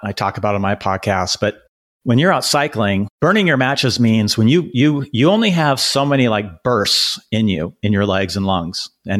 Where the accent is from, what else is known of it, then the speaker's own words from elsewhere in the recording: Seattle, Washington, United States; I grew up in Seattle, in the mountains, on the water, and being outside.